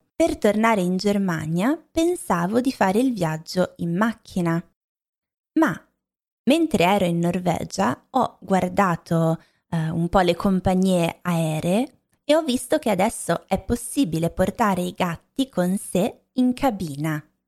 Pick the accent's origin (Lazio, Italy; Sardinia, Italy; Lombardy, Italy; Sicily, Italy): Lombardy, Italy; moved away; crescendo in Lombardia non avevo mai mangiato la pizza napoletana